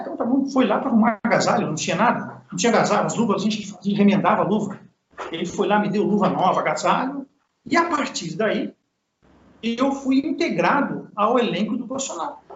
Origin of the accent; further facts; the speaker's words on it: São Paulo, Brazil; Eu sou de São Paulo